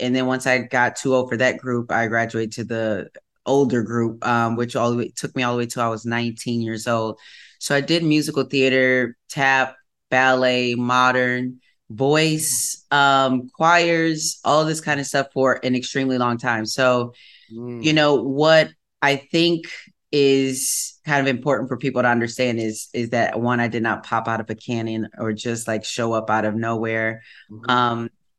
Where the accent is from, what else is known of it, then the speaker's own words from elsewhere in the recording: Wisconsin, United States; growing up in the Midwest